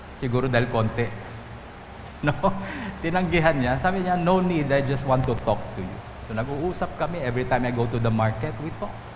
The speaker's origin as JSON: {"language": "Tagalog", "area": "Antique", "region": "Western Visayas", "country": "Philippines", "said": "Doon sa amin sa Antique"}